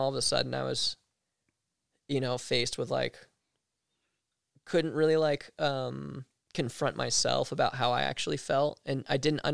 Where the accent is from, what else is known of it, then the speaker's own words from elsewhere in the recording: East Coast, United States; growing up on the East Coast